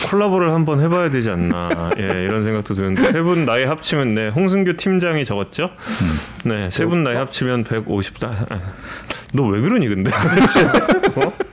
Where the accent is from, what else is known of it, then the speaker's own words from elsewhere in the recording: Yecheon, North Gyeongsang, South Korea; 네, 경북 아, 예천입니다. 음. 제가 본 적이 예천이거든요.